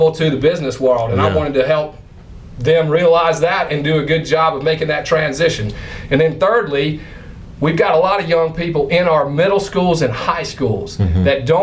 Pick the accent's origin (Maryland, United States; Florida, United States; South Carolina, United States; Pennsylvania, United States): South Carolina, United States; I grew up in South Carolina